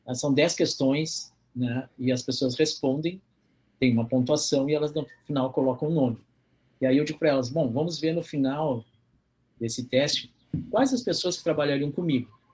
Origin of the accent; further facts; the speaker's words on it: Porto Alegre, Rio Grande do Sul, Brazil; eu nasci na cidade, né, Porto Alegre, que é a capital do Rio Grande do Sul